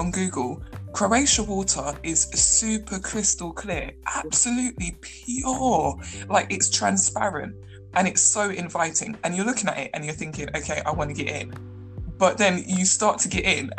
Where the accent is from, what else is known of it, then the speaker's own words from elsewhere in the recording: London, United Kingdom; born and raised in London